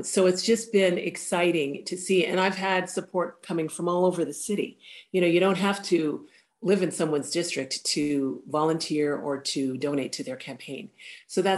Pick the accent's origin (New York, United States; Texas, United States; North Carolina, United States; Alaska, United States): Alaska, United States; Anchorage; I am just a hometown girl. This is my hometown. And 50 years in one city is a long time